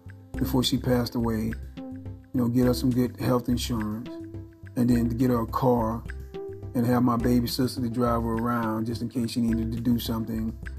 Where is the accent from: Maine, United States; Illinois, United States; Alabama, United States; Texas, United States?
Alabama, United States; Phenix City; I grew up in Phoenix City, Alabama